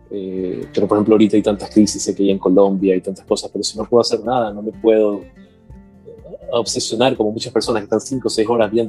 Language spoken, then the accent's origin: Spanish; Guatemala; Cuando tú eres de Guatemala, y porque soy guatemalteco, tengo que pensar así, no.